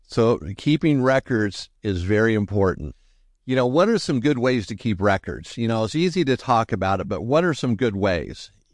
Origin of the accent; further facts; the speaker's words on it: Southern California, United States; growing up in Southern California. I mean, I went to Disneyland maybe two times